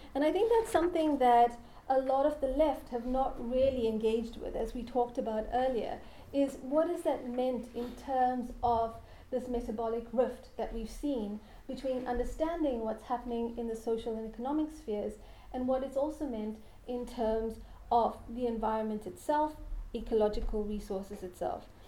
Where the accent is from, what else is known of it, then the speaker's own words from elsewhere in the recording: South Africa; I come from South Africa. And I grew up and lived through apartheid South Africa.